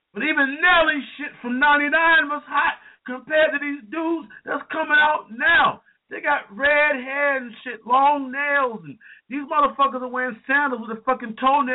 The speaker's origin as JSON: {"language": "English", "region": "Southern United States", "country": "United States", "said": "even though I'm not a fan of Southern rap, and I am from the South"}